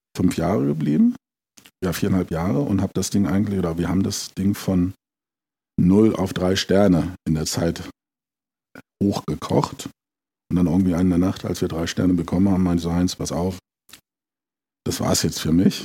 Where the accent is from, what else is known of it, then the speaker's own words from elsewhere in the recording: Braunschweig, Lower Saxony, Germany; moved away as an adult; also born or lived in London / Switzerland / Rome / Paris; now in Italy; gebürtig komme ich aus Braunschweig